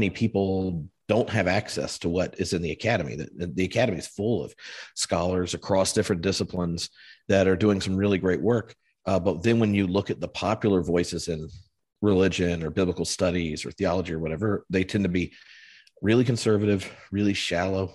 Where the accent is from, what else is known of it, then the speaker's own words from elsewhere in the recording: the South, United States; moved away as an adult; also born or lived in North Carolina / California; now in Edinburgh, United Kingdom; But I was born in the South in the U.S. as a preacher's kid